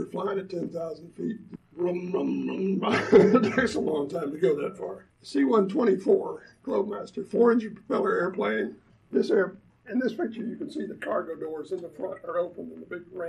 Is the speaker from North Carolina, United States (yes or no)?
yes; Asheville, North Carolina, United States; I was born in Asheville, North Carolina in 1939.